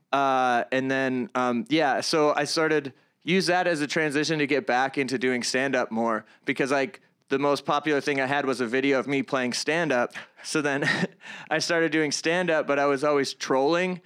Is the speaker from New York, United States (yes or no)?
yes; Palmyra, New York, United States; I grew up in the Greater Rochester area